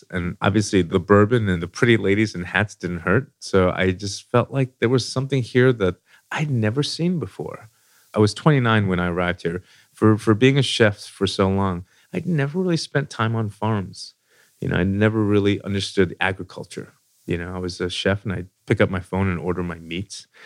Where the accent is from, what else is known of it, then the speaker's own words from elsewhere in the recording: New York City, New York, United States; moved away as an adult; now in Louisville, United States; So I moved to Louisville, Kentucky. I came from New York City.